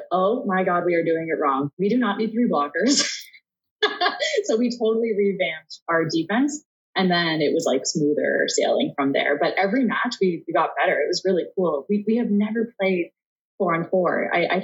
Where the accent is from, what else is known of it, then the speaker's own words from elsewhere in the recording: Canada; being Canadian